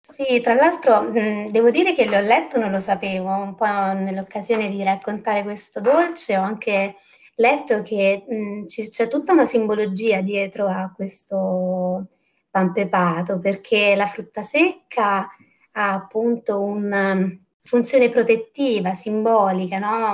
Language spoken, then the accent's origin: Italian; Terni, Umbria, Italy; io mm, vengo da, da, Terni e la storia della, mm, che mi piace raccontare appunto è, è proprio un prodotto tipico della, di Terni, della, della mia città